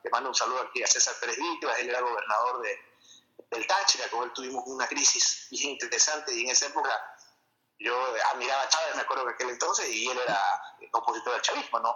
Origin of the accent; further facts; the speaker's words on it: Ecuador; en mi país, en Ecuador